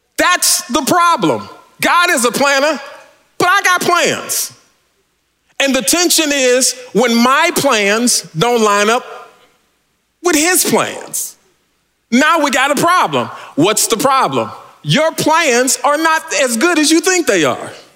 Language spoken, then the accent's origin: English; California, United States; I'm from California.